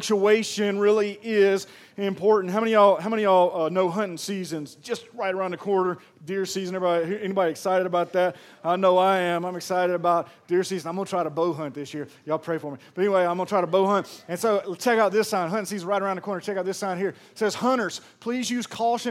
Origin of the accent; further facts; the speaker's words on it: Pearl, Mississippi, United States; I'm from Pearl, Mississippi